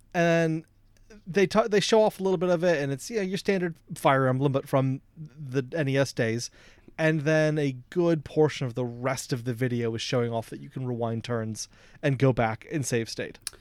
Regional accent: United States; I, as an American

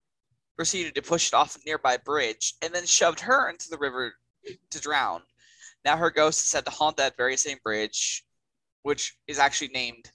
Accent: Texas, United States; it's from Texas, my home state.

